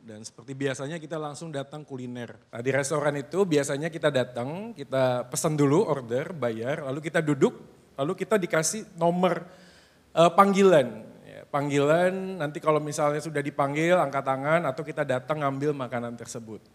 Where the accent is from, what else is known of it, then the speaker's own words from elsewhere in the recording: Bandung, West Java, Indonesia; moved away; Sebagai orang yang lahir dan besar di Bandung